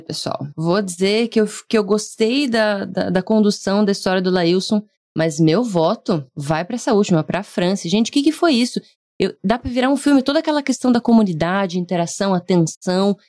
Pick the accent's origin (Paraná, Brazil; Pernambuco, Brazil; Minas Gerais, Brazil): Paraná, Brazil; Curitiba; eu sou curitibana